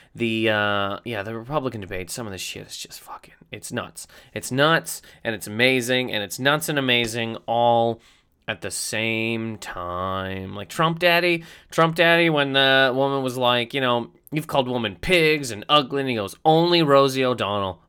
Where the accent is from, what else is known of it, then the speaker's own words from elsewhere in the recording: Canada; moved away; Being a Canadian human being